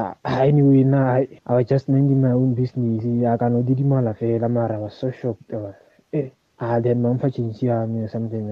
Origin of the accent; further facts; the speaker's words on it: Rustenburg, North West, South Africa; first language Tswana; Ah, guys, you know, actually, I'm from Rustenburg, okay? So I'm a speak Swan.